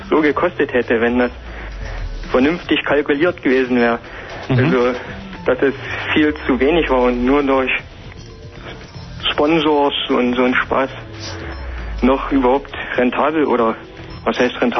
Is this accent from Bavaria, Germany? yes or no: no; Saxony, Germany; Äh, in der Nähe von Dresden ist das hier.